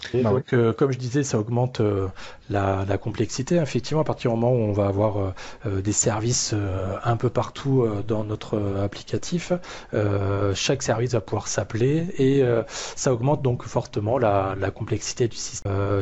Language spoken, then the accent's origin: French; Toulouse area, Occitania, France; moved away; maintenant sur la région toulousaine, retour aux sources.